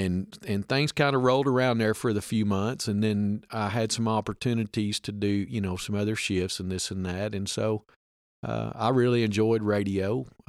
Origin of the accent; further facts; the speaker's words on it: Bee Branch, Arkansas, United States; I'm … number two. My dad's Sammy … number one. He was on the show several podcasts back. I was born and raised right here in Bee Branch, Arkansas. Graduated from Southside High School back in 1984.